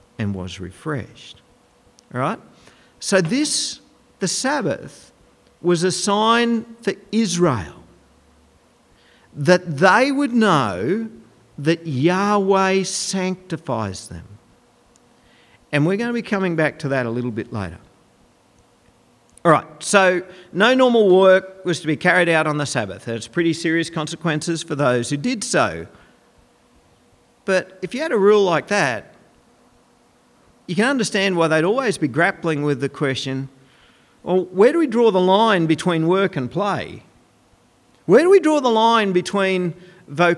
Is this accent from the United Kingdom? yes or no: no; Goondiwindi, Queensland, Australia; When I was growing up in Gundawindi